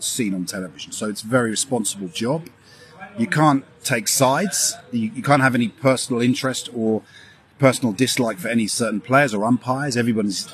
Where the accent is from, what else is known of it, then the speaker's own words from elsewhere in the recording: London, United Kingdom; I'm from London, born and bred.